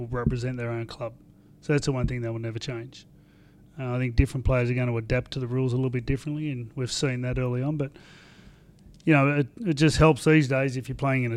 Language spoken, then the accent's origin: English; Sydney, New South Wales, Australia; I grew up in Ashcroft, which is just down Elizabeth Drive, turn left at Maxwell's Avenue